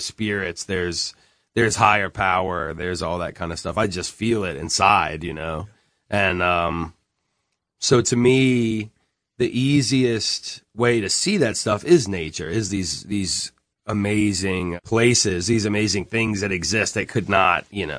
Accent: Columbia, South Carolina, United States; also born or lived in Durham / Chapel Hill / Fayetteville; I was born in Durham, and then lived in Chapel Hill. So Durham and Chapel Hill was, I guess, like kindergarten and first grade. Then Fayetteville, North Carolina, from second grade, third grade. Fourth grade, I moved to Columbia, South Carolina

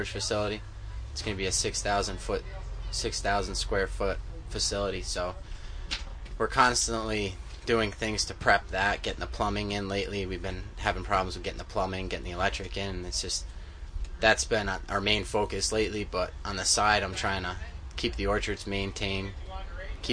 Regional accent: Milton, New York, United States; Milton, New York

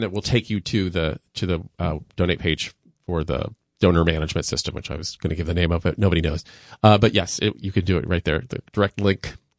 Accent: Indiana, United States; now in New York, United States; I'm from Indiana.

